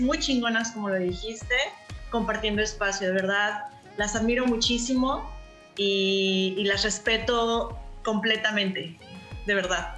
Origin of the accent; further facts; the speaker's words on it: Veracruz, Mexico; now in Canada; soy de Veracruz